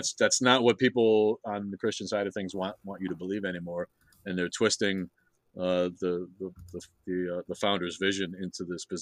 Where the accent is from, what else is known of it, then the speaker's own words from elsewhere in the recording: Kenosha, Wisconsin, United States; I'm from Kenosha, which is in between Chicago and Milwaukee